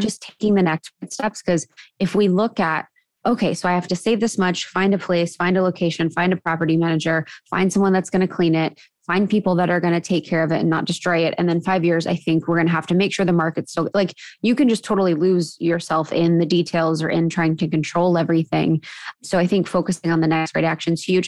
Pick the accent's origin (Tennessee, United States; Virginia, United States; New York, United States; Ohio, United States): Ohio, United States; moved away as an adult; also born or lived in Chicago / Los Angeles; I grew up in Ohio, where drinking is very prevalent and popular